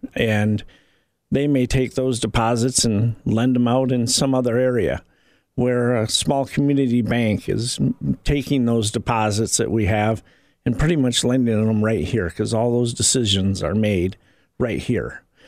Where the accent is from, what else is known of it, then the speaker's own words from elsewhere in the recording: Indiana, United States; somebody that has grown up and lived in this community for 30 years